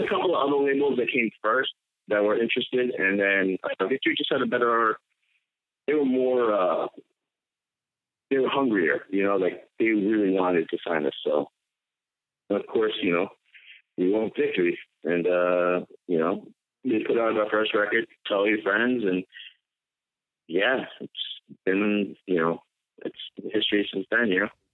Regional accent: Long Island, New York, United States; moved away; also born or lived in Ohio; I'm born and raised in Long Island. I'll always be a Long Islander

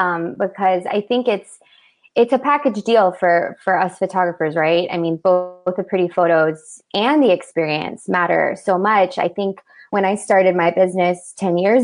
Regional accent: Broward County, South Florida, United States; also born or lived in Miami, Florida; now in Lake Worth, United States; I'm a local to South Florida, born and raised. I was born in Miami, raised in Broward.

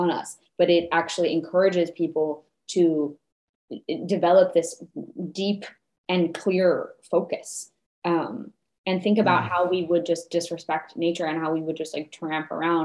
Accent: New Mexico, United States; now in Los Angeles, United States; I was born in New Mexico, where we have a lot of scorpions.

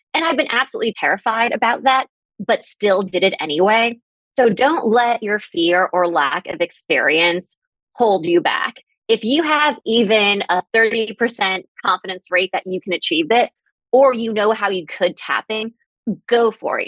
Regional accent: New York City, New York, United States; now in Boston, United States; I grew up in Manhattan and I now live in Boston

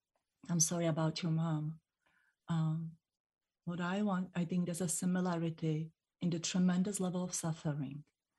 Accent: Czechia; born there; English is a second language; And in the Europe, I was born in the Czech Republic, we don't have this protective thing.

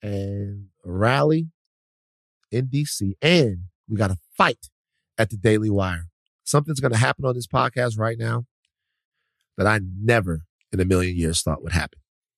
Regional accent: Baton Rouge, Louisiana, United States; born or raised there; moved away

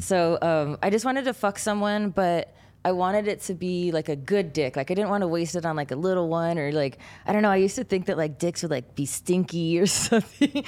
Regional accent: San Gabriel Valley, California, United States; also born or lived in Pasadena, California / Canada; I grew up in San Gabriel, Valley in California

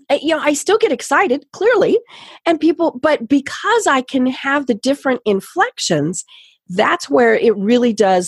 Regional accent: Colorado, United States; moved away; also born or lived in the South (US); I'm from Colorado, and so I do speak fairly quickly, fast, whatever we want to call it. And, you know, I get down here to the South.

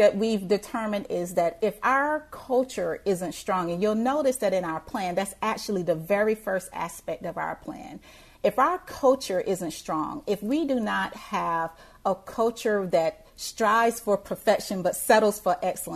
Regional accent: Thompson, Georgia, United States; moved away; where I grew up in Thompson, Georgia, it's rural Georgia

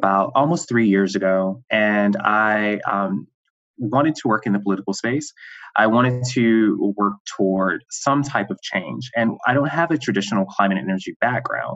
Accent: Great Falls, South Carolina, United States; moved away as an adult; also born or lived in New York City; I'm from Great Falls, South Carolina, a very small town in the Piedmont of South Carolina.

